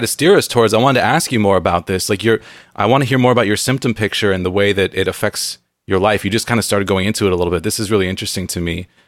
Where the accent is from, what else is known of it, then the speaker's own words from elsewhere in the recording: San Diego, California, United States; moved away as an adult; now in Pacific Northwest, United States; I grew up in San Diego where it's very moldy